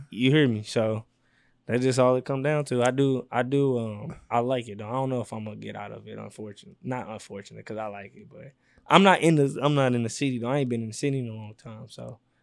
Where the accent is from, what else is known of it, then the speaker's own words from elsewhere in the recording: St. Louis, Missouri, United States; I'm from the Lou